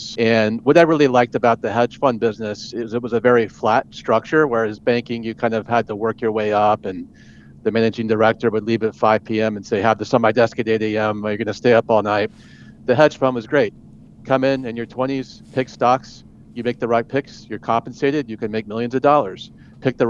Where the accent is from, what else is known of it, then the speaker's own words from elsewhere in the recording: Atlanta, Georgia, United States; moved away as an adult; also born or lived in Pennsylvania; I grew up in Georgia in the Atlanta suburbs.